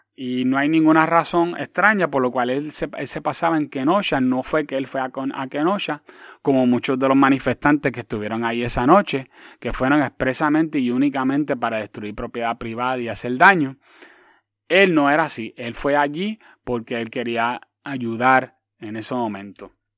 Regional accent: Quebradillas, Puerto Rico; also born or lived in New York / Hatillo; vine de Nueva York, ella se ubicó en Quebradías y, y, Quebradías es mi hogar y conozco muchísima gente en, en, Quebradías donde todo el mundo me conoce

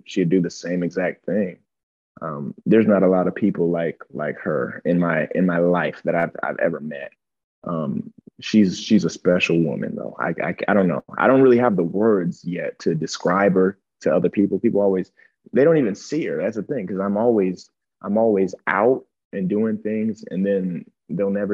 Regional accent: Akron, Ohio, United States; growing up in Akron, Ohio, you know, in the inner city

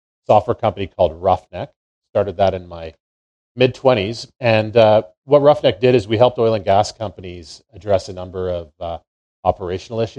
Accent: Calgary, Alberta, Canada; I grew up here in Calgary, you know, the capital of the Canadian oil and gas industry

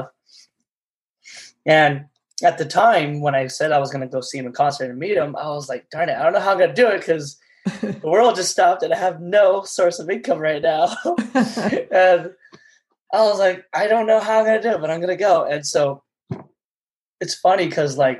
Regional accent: Los Angeles, California, United States; I was born in Los Angeles

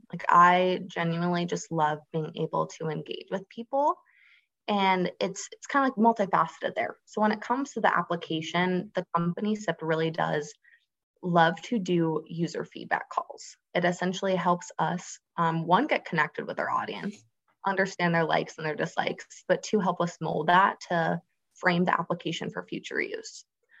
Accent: Florida, United States; But yeah, I grew up on the Space Coast of Florida, which really just means that I saw a lot of the launches from Kennedy Space Center or NASA in my backyard.

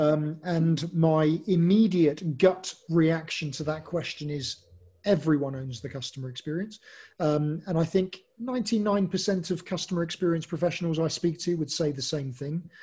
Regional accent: England, United Kingdom; I'm English

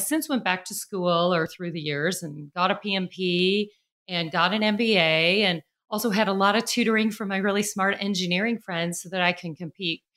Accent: Chicago, Illinois, United States; now in Nashville, United States; I grew up in Chicago, although I live in Nashville, Tennessee now

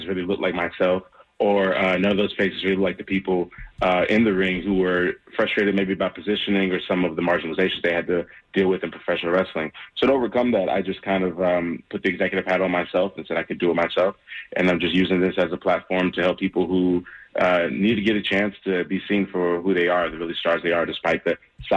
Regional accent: Charlotte, North Carolina, United States; I'm a hometown guy. I'm born and raised in Charlotte, North Carolina.

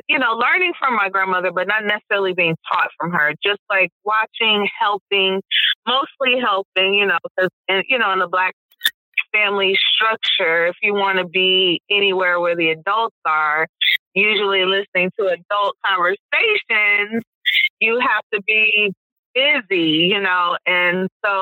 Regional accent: Detroit, Michigan, United States; born or raised there; also born or lived in Brooklyn, New York / New York City; now in Boston, United States

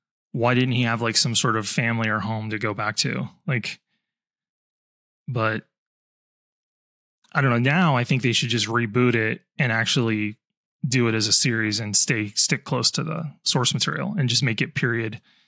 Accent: United States

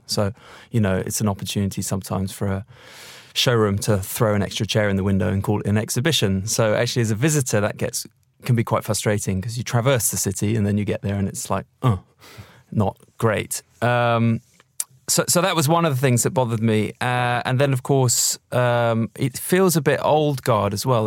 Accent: London, United Kingdom; I'm a Londoner

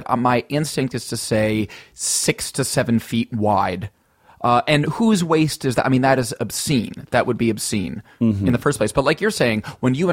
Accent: United States; I'm American

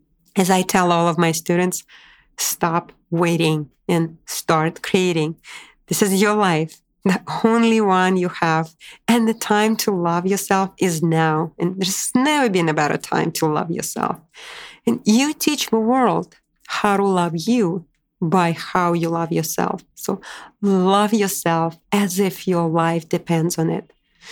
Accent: Moscow, Russia; also born or lived in Boise, United States / Washington, D.C., United States; now in New York City, United States; I moved from Moscow, Russia to Boise, Idaho to Washington, D.C. and ultimately to my dream destination where I instantly felt home, New York City

